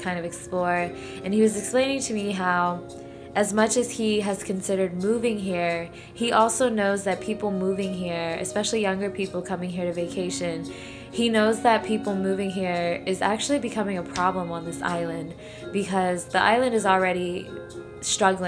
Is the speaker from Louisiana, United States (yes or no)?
yes; New Orleans, Louisiana, United States; my hometown, New Orleans